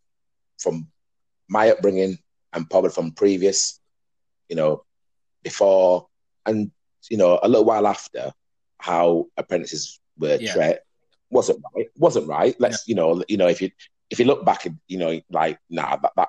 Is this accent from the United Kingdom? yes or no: yes; Huddersfield, Yorkshire and the Humber, United Kingdom; from my area where I was brought up in Dalton